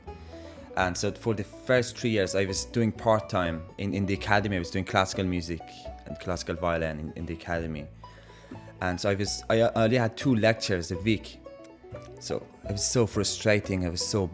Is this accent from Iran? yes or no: yes; Iran; now in Dublin, Ireland; I'm from Iran